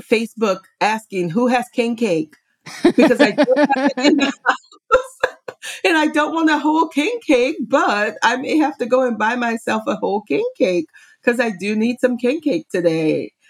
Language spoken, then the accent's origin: English; New Orleans area, Louisiana, United States; I am from New Orleans area, I should say. Little town on the bayou near New Orleans.